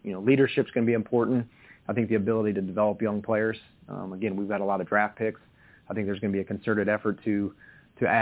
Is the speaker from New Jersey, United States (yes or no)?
no; Indiana, United States; moved away; I'm from Indiana, so, you know, I tell people I grew up, there's a cornfield across the road from me